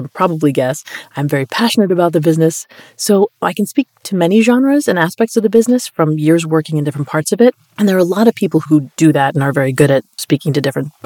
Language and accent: English; Colombia; moved away; I'm Colombian. I was born in Colombia, so I'm like Colombian